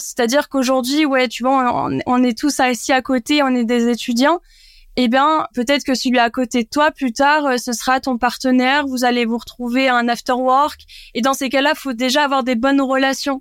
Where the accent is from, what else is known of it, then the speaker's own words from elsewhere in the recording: Landes, Nouvelle-Aquitaine, France; moved away; also born or lived in Bayonne / Bordeaux; je suis landaise pure souche. Euh, je viens d'un petit village à côté de Cabreton, donc euh, j'ai grandi dans les Landes